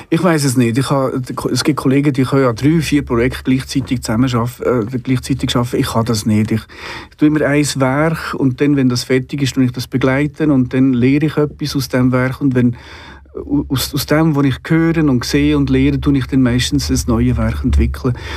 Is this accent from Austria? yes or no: no; Solothurn, Switzerland; weil sie ja in Solothurn waren, also in meinem Heimatort.